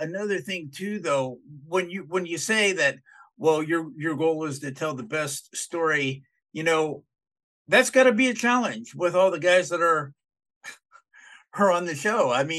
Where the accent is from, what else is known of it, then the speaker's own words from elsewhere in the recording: Dallas, Texas, United States; I grew up in Dallas.